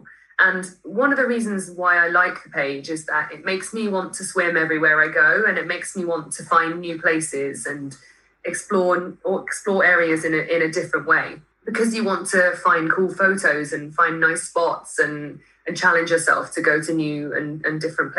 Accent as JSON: {"language": "English", "town": "Marlow", "region": "South East England", "country": "United Kingdom", "tie": "born or raised there", "said": "I grew up near rivers on the Thames in Marlow"}